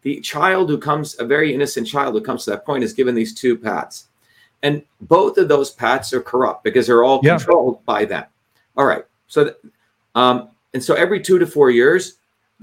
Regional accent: India; now in United States; the caste system that I endured, right? Growing up in India.

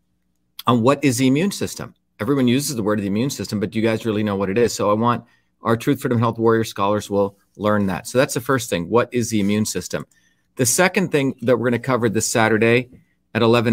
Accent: India; traditional cultures, like what I grew up in India

